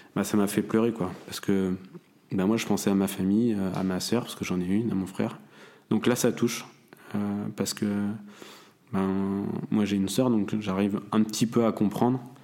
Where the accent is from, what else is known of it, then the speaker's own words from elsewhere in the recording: Saint-Briac-sur-Mer, Brittany, France; also born or lived in Dinard; j'ai grandi euh, dans un petit village à côté de Saint-Malo qui s'appelle euh, Saint-Briac-sur-Mer